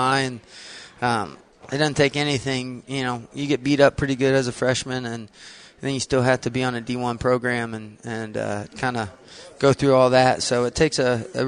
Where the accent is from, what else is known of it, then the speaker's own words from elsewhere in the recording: Bluffton, Indiana, United States; coach back here at Bluffton in my hometown